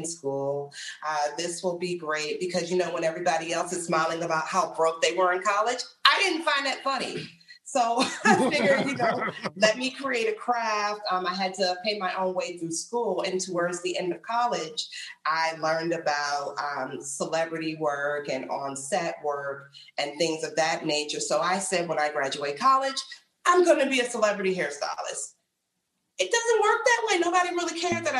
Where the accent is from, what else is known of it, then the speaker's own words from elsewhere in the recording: Washington, District of Columbia, United States; moved away as an adult; now in New York, United States; Born in New York, lived here for a few years, but raised in the D.C. area, so DMV